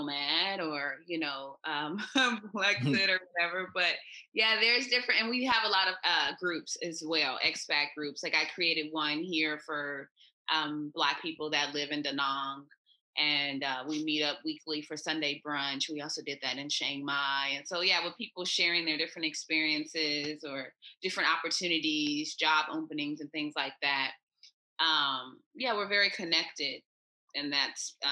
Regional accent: United States; accent: American; moved away as an adult; also born or lived in Thailand; I'm Jamaican with my American accent and passport

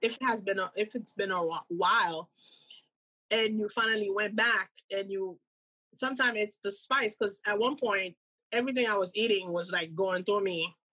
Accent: Cap-Haïtien, Nord, Haiti; moved away; growing up in Haiti

